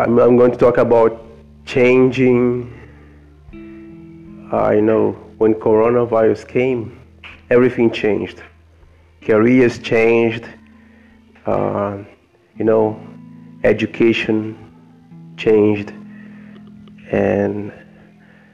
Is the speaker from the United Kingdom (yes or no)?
no; Brazil; English is a second language; also born or lived in New York, United States; I learned English over there. I just left Brazil